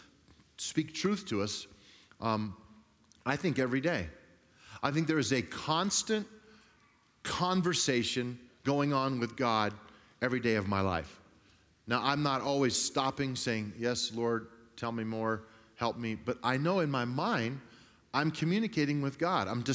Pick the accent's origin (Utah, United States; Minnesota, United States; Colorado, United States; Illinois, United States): Colorado, United States; Grand Junction; I grew up on the West Slope in a little town called Grand Junction